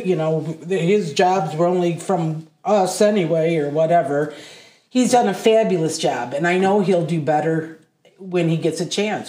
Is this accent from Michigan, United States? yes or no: yes; Adrian, Michigan, United States; also born or lived in Massachusetts / Blissfield, Michigan; I was born in Massachusetts. We moved to Adrian when I was six.